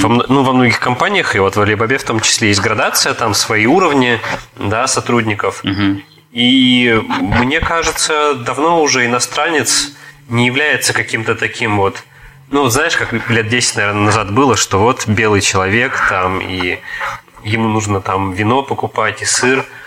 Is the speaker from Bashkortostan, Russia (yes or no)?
no; Tomsk, Tomsk Oblast, Russia; moved away as an adult; also born or lived in Hangzhou, China; now in Kaliningrad Oblast, Russia; я из Сибири, я из Томска